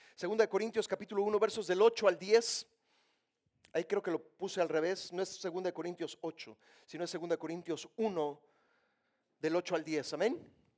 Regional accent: Mexico; Yo soy mexicano

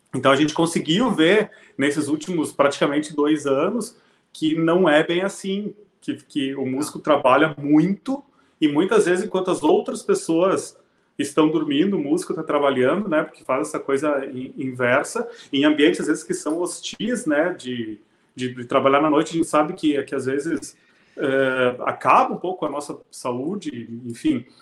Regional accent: Serafina Corrêa, Rio Grande do Sul, Brazil; moved away as an adult; now in Porto Alegre, Brazil; Eu sou de Serafina Corrêa, uma cidade que na, na época tinha 10 mil habitantes, agora tem um pouco mais

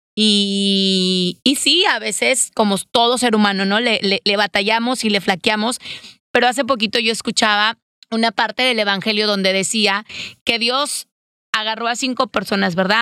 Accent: Mexico; como mexicanos

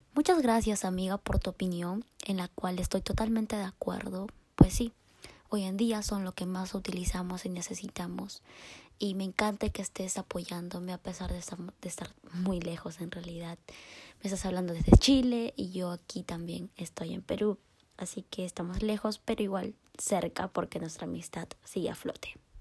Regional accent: Guadalajara, Jalisco, Mexico; Soy mexicana de Guadalajara, Jalisco.

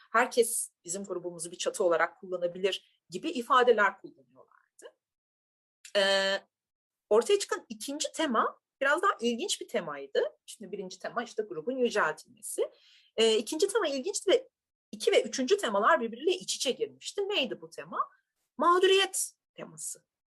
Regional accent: Turkey; ben bir Türk'üm

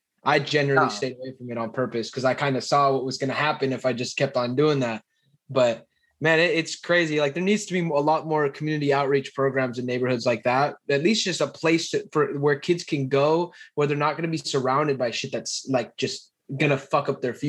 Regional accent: San Jose, California, United States; I'm from Alviso, and like this area is just very, like, I feel like people just get bored

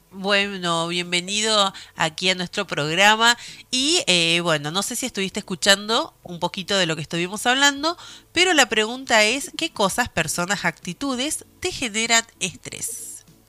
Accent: Argentina; es muy difícil aquí en mi país

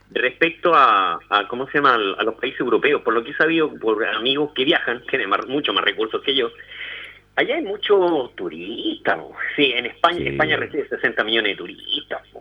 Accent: Chile; also born or lived in Puente Alto; Aquí en Chile hay cierto porcentaje, entre 5 y 7% de los chilenos, que por ahí dicen hasta 13, que descendemos de negros

